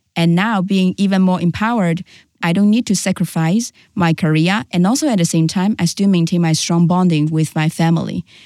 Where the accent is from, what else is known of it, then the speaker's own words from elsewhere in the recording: Shanghai, China; also born or lived in Guangzhou; I was born in Shanghai and I was raised by my grandma